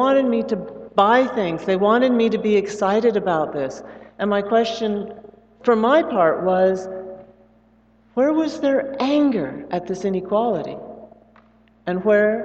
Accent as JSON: {"language": "English", "area": "the Northwest", "region": "Pacific Northwest", "country": "United States", "also_born_or_lived": "Brazil", "said": "I'm from the Northwest"}